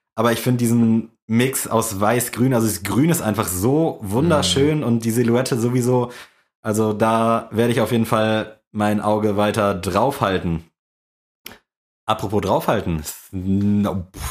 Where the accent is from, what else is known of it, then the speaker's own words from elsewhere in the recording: Buxtehude, Lower Saxony, Germany; bei uns in Buxtehude ist Pfingsten halt echt so gefühlt mit das größte Ding